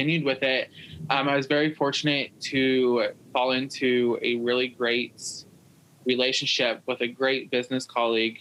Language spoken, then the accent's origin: English; Iowa, United States; my hometown. I'm in Iowa.